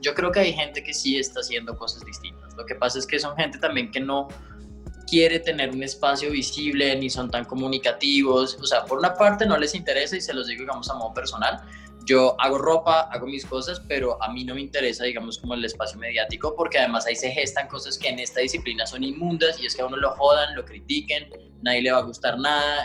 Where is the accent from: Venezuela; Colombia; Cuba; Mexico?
Colombia; como colombianos